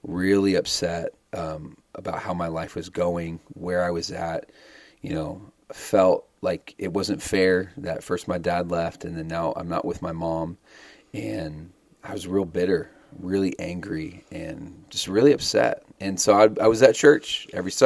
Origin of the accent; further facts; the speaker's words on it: Arizona, United States; also born or lived in Dallas, Texas; I was born in Dallas, Texas. We're both Texas boys. I'm more of an Arizona City boy, though. I grew up mostly in Arizona